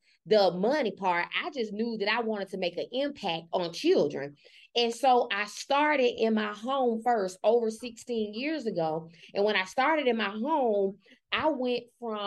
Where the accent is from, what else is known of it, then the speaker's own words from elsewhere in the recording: Memphis, Tennessee, United States; I'm from Memphis, Tennessee. I grew up in with my grandparents. My grandparents raised me